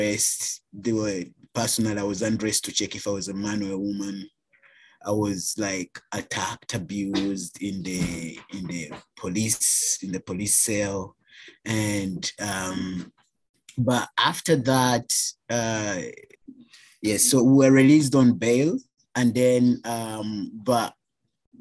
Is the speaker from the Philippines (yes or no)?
no; Uganda; moved away as an adult; now in Canada; Black trans man from Uganda, born and raised in Uganda, migrated to Canada 2016, August.